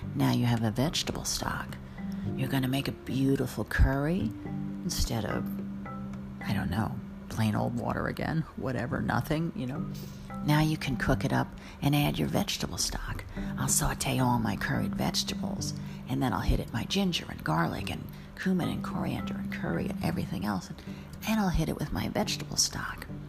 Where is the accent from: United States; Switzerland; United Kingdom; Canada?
United States; New Jersey; I'm from New Jersey